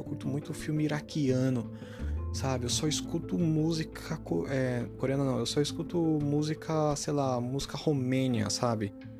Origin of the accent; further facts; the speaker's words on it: Brazil; a gente é brasileiro